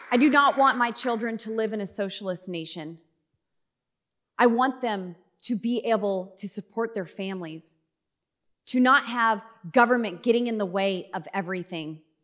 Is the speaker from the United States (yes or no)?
yes; Colorado, United States; I'm from Colorado.